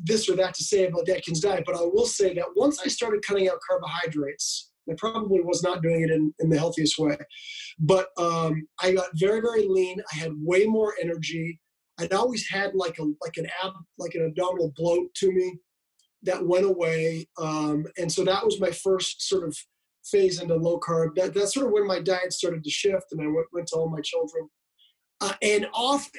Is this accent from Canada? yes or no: yes; Canada; I grew up in Canada